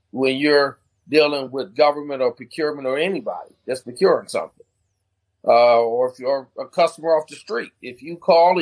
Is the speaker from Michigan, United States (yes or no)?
yes; Flint, Michigan, United States; moved away as an adult; now in DMV area, United States; I'm from Flint